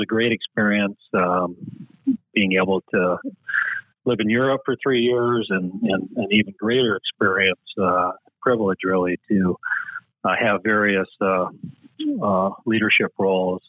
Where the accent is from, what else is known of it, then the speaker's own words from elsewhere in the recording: Chicago, Illinois, United States; also born or lived in Minnesota; I grew up in the Chicagoland area, in the suburbs outside of Chicago